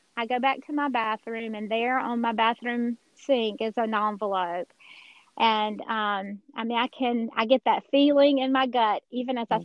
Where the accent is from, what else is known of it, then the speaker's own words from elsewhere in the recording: Georgia, United States; accent: Georgia accent; I am a Georgia girl originally. I'm sure nobody can tell that from my accent.